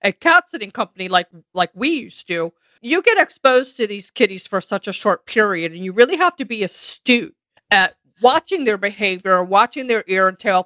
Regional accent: Buffalo, New York, United States; moved away; I grew up in Buffalo, New York.

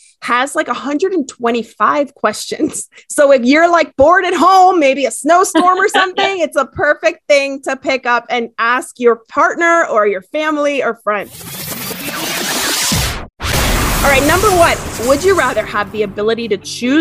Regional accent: Miami, Florida, United States; moved away; I grew up in Miami

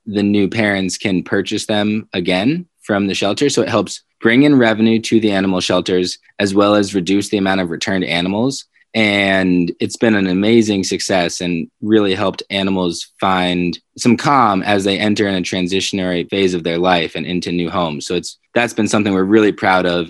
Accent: Colorado, United States; It's my home state

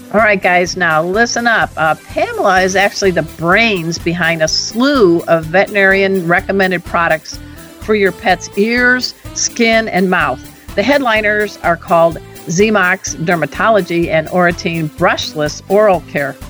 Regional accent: Crown Point, Indiana, United States; I'm from Crown Point, Indiana

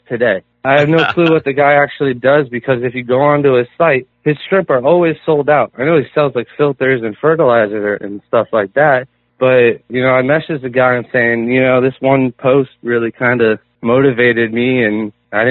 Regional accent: Florida, United States; also born or lived in Hawaii; Well, I was born in Hawaii, but I moved to Florida when I was 3. So basically my whole life I've been in the swamps and rivers and ocean of Florida

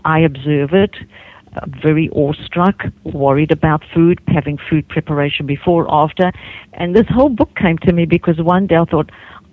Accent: South Africa; moved away as an adult; also born or lived in Hawaii / New Zealand; now in United States; I grew up in South Africa, and I left.

